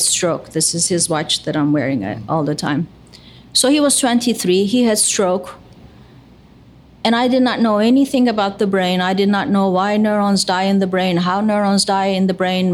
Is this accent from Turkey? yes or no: yes; Istanbul, Turkey; moved away as an adult; now in United States; I was born in Istanbul. I'm Turkish American